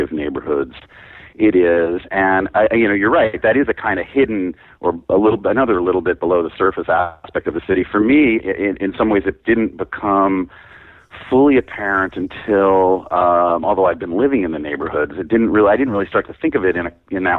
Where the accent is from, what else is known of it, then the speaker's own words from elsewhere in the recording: New York, United States; also born or lived in San Francisco; now in Los Angeles, United States; I was born and raised in New York.